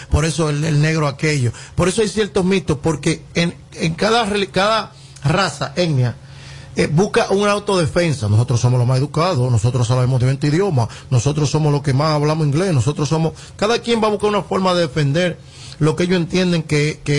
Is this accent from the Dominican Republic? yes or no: yes; Dominican Republic